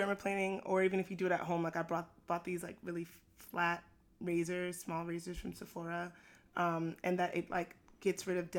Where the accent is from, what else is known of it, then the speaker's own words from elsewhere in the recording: New York City, New York, United States; I'm born and raised in Brooklyn. I was a part of the Brooklyn chapter of Jack and Jill